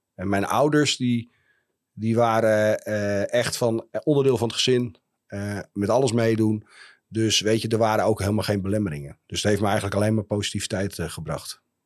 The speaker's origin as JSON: {"language": "Dutch", "town": "Heerenveen", "region": "Friesland", "country": "Netherlands", "tie": "born or raised there", "also_born_or_lived": "Leeuwarden / Groningen", "said": "Ja, ik ben een echte Fries. Dus en eh, sterker nog, ik ben, eh, eh, ik ben geboren in Leeuwarden. Ik ben opgegroeid in Heerenveen."}